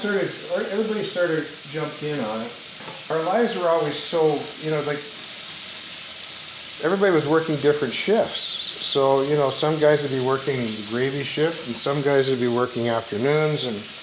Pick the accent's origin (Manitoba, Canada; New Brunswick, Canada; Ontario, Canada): Ontario, Canada; Brantford; moved away as an adult; now in Vancouver, Canada; I love Vancouver. I mean, you know, I came from Brantford, Ontario in 1969 with the Mounties, and I thought I'd died and gone to heaven.